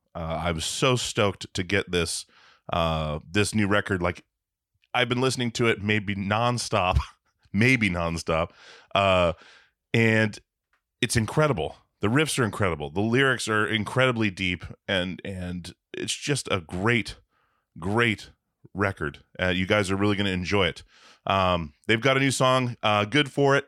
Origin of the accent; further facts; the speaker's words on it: Alaska, United States; now in Portland, United States; I'm I'm from Alaska